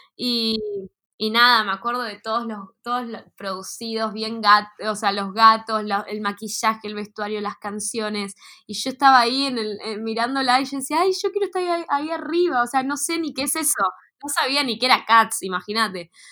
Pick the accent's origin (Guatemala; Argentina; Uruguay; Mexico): Argentina; Neuquén; moved away as an adult; now in Buenos Aires, Argentina; yo estuve desde, en esa escuela acá en Neuquén desde los 8 hasta que egresé en secundaria hasta los 18, 17